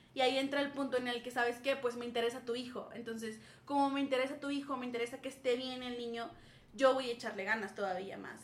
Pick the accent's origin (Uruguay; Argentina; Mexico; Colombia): Mexico; Saltillo, Coahuila; moved away as an adult; now in Querétaro, Mexico; Yo soy de Saltillo, orgullosamente del norte